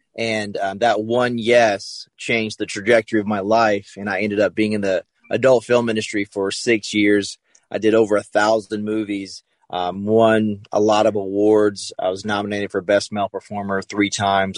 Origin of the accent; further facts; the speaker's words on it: the South, United States; I grew up in the South, so you know I went to church on Sunday, Wednesday